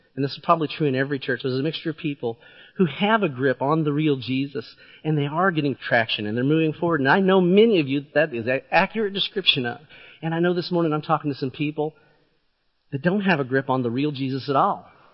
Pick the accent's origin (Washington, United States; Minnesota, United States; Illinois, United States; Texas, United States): Illinois, United States; southeastern; I grew up in southern east, southeastern Illinois